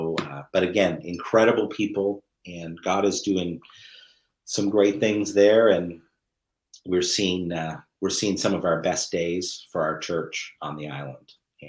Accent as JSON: {"language": "English", "town": "Grand Manan", "region": "New Brunswick", "country": "Canada", "said": "I would say I was from Seal Cove, Grand Manan, and yeah. People who knew Grand Manan would look at me and go, \"No, you're not. I don't even know who you are.\""}